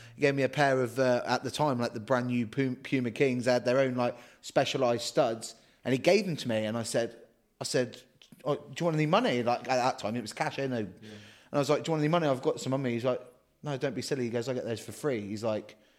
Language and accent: English; Guernsey; I'm from Guernsey, from Jersey